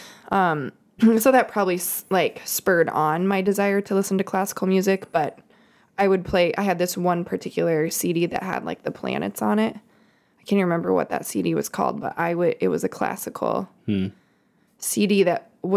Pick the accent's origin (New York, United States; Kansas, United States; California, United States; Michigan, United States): Kansas, United States; Topeka; I grew up in Kansas, Topeka, Kansas, capital, smack dab, Kansas, smack dab in the middle of the USA.